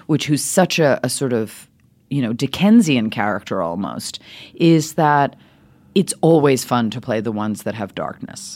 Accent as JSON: {"language": "English", "town": "New York City", "region": "New York", "country": "United States", "tie": "born or raised there", "also_born_or_lived": "Switzerland", "said": "Speaking with this accent my whole life, grew up in New York City"}